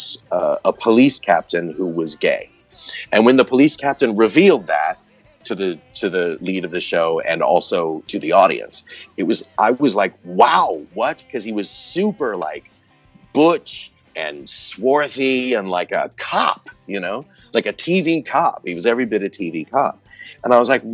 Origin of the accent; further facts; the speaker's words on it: Texas, United States; I grew up in Texas in the 70s and 80s